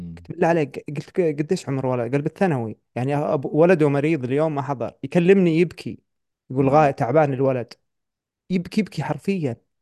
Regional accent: Saudi Arabia; عندنا في السعوديه

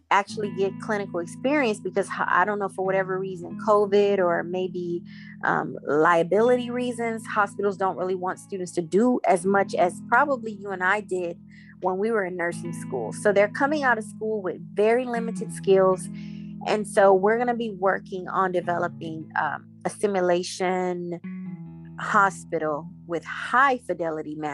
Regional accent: Jamaica; But I recently took a trip to Jamaica, which is my home country.

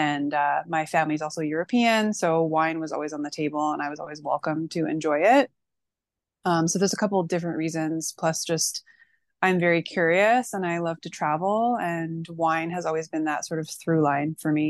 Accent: Manitoba, Canada; born there; also born or lived in British Columbia / Alberta / Ontario; I've lived all over Canada. Like I was born in Manitoba, lived in BC twice, also Alberta. I'm now in Ontario.

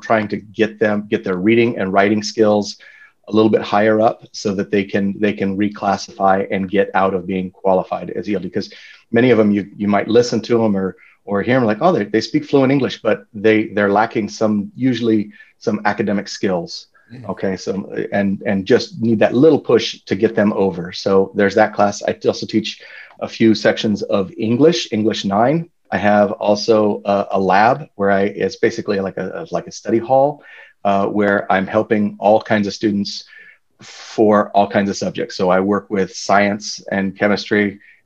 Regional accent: Banning, California, United States; also born or lived in San Diego / Durham, New Hampshire; I grew up in Banning, actually, which is about 20 miles, east of Redlands.

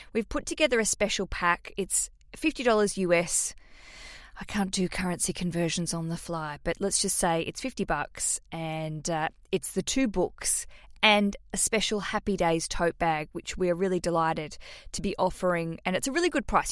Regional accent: Australia; accent: Australian; to hear my accent, that's where I'm from

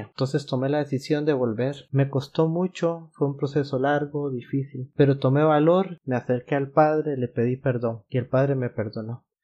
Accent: Costa Rica; Como les comenté … Soy costarricense y tengo 33 años.

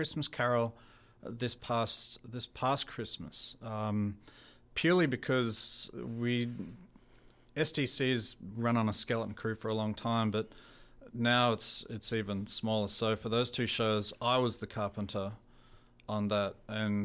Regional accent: Australia; born or raised there; accent: Australian; also born or lived in New Zealand; now in Canada

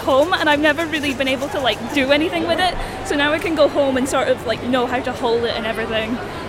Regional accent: Inverness, Scotland, United Kingdom; I'm from Inverness

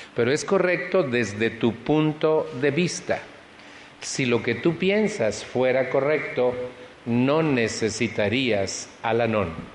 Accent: Mexico; moved away

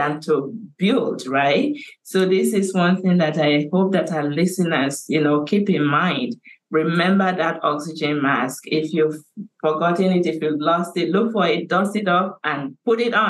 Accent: Nigeria; now in Canada; I have started working on a huge international dementia awareness campaign in my home country of Nigeria

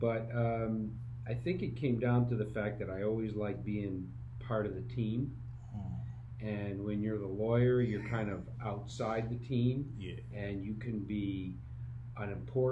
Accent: Syracuse, New York, United States; I grew up in Syracuse, New York

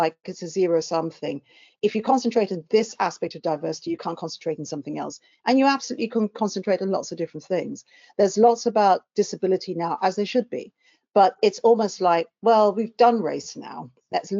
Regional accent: London, United Kingdom; I came from South London. I still live in, albeit a different part of South London

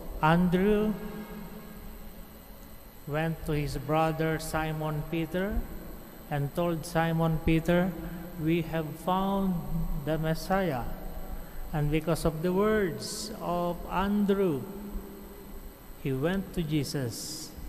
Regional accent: Abra, Cordillera Administrative Region, Philippines; I am a priest from Northern Philippines, Diocese of Banged, Abra

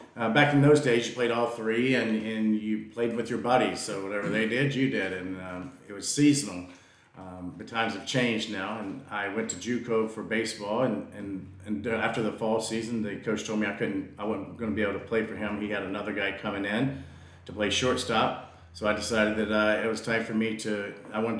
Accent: Virginia, United States; moved away as an adult; now in Canada; I grew up in Virginia

